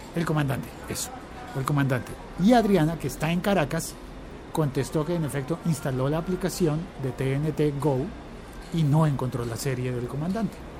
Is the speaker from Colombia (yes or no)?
yes; Colombia; yo como colombiano